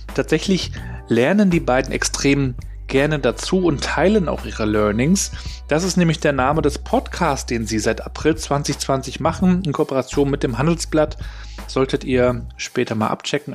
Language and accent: German; Rostock, Mecklenburg-Vorpommern, Germany; Ich bin ja in, in Rostock aufgewachsen